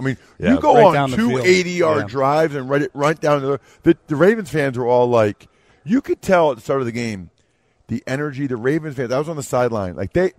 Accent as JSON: {"language": "English", "region": "Eastern Pennsylvania", "country": "United States", "said": "I'm from Eastern Pennsylvania."}